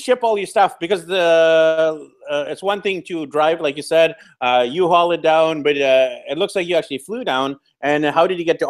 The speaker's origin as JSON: {"language": "English", "town": "Vancouver", "region": "British Columbia", "country": "Canada", "also_born_or_lived": "Japan / Europe / Australia", "moved": "as an adult", "said": "I'm from Vancouver, BC, Canada, but I've lived on four continents now. I lived in Japan teaching English, then I lived in Europe on a working holiday, then I studied in Australia"}